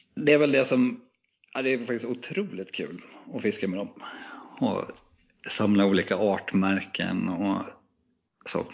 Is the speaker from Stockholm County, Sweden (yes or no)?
no; Knivsta, Uppsala County, Sweden; moved away; also born or lived in Gothenburg; när jag växte upp i Knivsta så kunde man hyra filmen Gädda på den lokala videobutiken